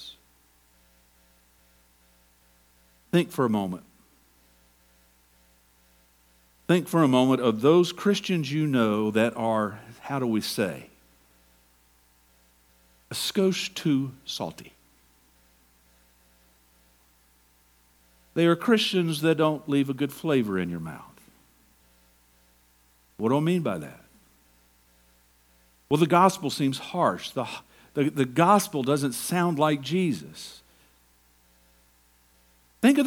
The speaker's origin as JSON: {"language": "English", "region": "Georgia", "country": "United States", "also_born_or_lived": "Tacoma", "moved": "yes", "said": "I'm from Georgia"}